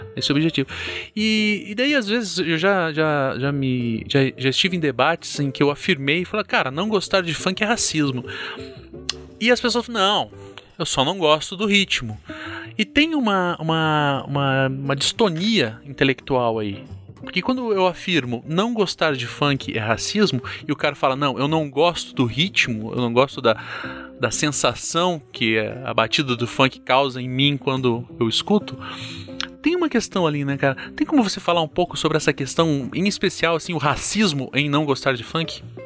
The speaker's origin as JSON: {"language": "Portuguese", "town": "Curitiba", "region": "Paraná", "country": "Brazil", "said": "como curitibano, né, cara, aqui sulista"}